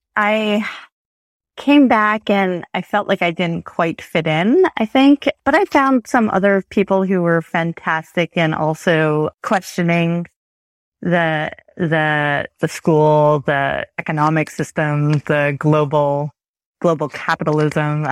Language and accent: English; Chappaqua, New York, United States; also born or lived in France; now in Toronto, Canada; I grew up in New York State, about, in a suburb of New York City.